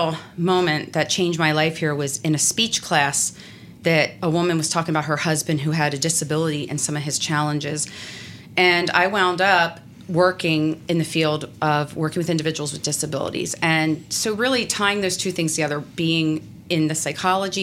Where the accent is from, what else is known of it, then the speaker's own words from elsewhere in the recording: Pennsylvania, United States; now in New Jersey, United States; I'm from Pennsylvania, but I live in New Jersey